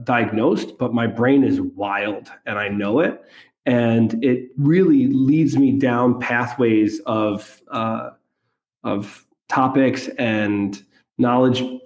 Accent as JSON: {"language": "English", "town": "New York City", "region": "New York", "country": "United States", "tie": "born or raised there", "said": "I'm from New York City, grew up son of an immigrant"}